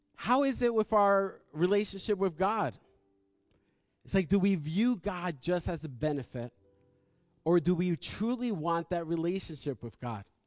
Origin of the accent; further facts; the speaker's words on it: United States; we're from New York and New Jersey